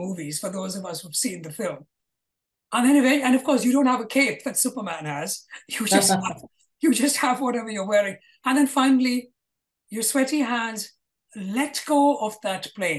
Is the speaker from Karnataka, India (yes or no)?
no; Kolkata, West Bengal, India; I grew up in Calcutta